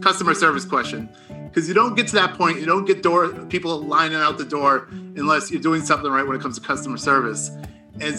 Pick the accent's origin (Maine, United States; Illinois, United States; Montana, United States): Maine, United States; Portland; I'm from Portland